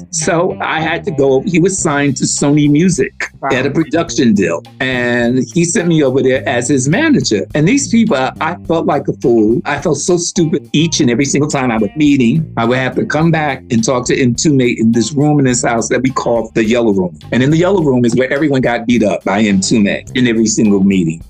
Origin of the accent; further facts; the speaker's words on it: United States; moved away as an adult; I'm from America